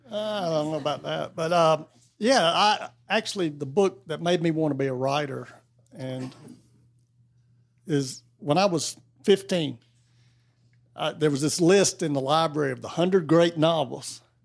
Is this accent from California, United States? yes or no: no; North Carolina, United States; I grew up in North Carolina